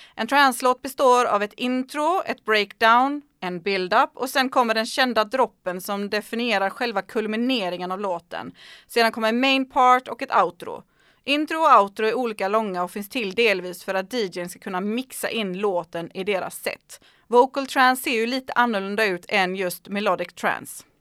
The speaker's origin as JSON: {"language": "Swedish", "country": "Sweden", "said": "Hemma i Sverige"}